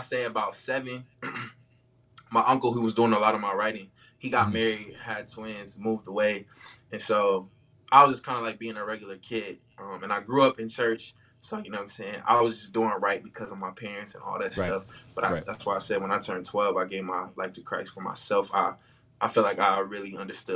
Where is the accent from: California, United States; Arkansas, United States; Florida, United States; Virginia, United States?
Virginia, United States; Bristol; I'm from Bristol, Virginia.